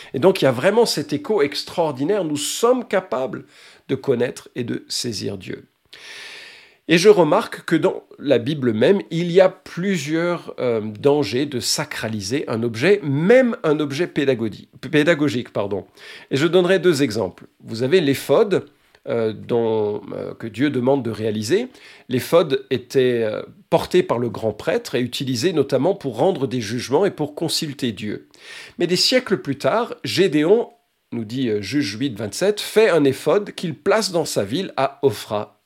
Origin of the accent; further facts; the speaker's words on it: Lyon, Auvergne-Rhône-Alpes, France; la belle ville de Lyon, euh, ville, euh, ma ville natale